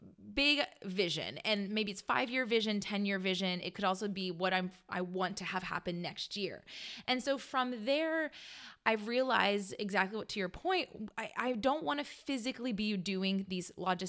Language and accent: English; Canada; And I don't know that song because I'm Canadian.